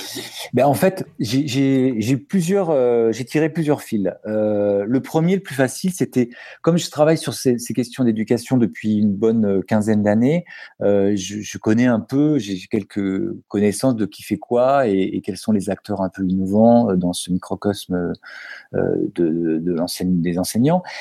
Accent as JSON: {"language": "French", "town": "Paris", "region": "Île-de-France", "country": "France", "said": "je suis parisien, papa de deux enfants"}